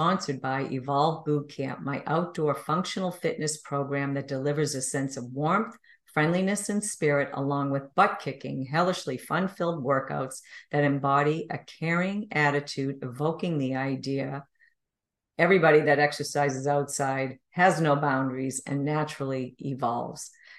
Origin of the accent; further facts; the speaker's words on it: Boston, Massachusetts, United States; Boston, my hometown.